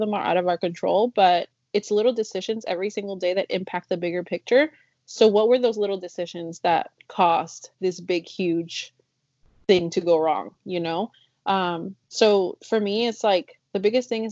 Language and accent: English; Chicago, Illinois, United States; first language Spanish; English is a second language; also born or lived in Mexico; now in Kentucky, United States; I grew up in Chicago